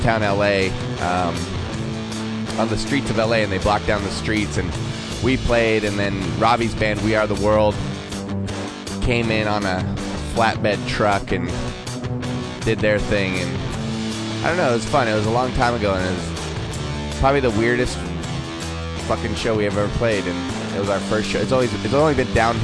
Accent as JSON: {"language": "English", "area": "outside of Portland", "region": "Oregon", "country": "United States", "tie": "born or raised there", "also_born_or_lived": "Eastern Washington / Seattle", "moved": "yes", "said": "I grew up outside of Portland, so it's kind of similar"}